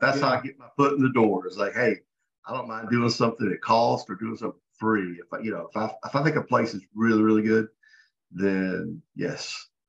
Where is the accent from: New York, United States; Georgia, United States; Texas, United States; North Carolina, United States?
Georgia, United States; I'm from Georgia, born and raised, just turned 51.